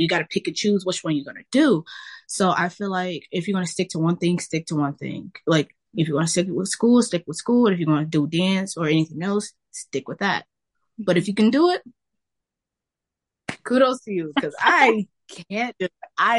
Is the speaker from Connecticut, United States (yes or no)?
no; Detroit, Michigan, United States; I'm from Detroit, Michigan, born and raised, home of the Lions.